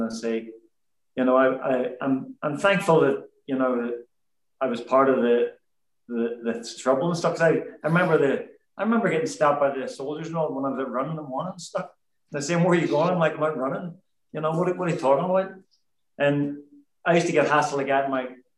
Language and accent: English; Belfast, Northern Ireland, United Kingdom; I was actually born at home in Percy Street on the Shankill, right behind where the Les Chandler is. And then we moved to the suburbs, the Highfield Estate in the greater Shankill area